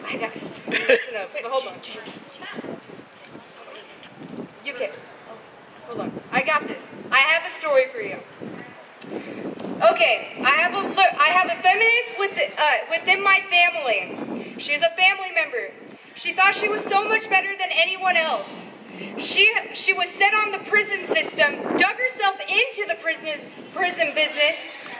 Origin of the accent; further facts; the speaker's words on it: Berkeley, California, United States; The thing is, I escaped that mindset. I'm from Berkeley.